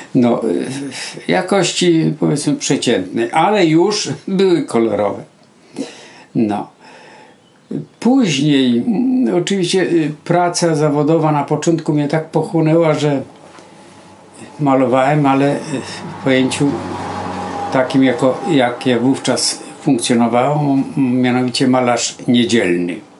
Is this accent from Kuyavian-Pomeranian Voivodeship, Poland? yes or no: no; Dzierżoniów, Lower Silesian Voivodeship, Poland; w szkole średniej y, też pamiętam w liceum w Dzierżoniowie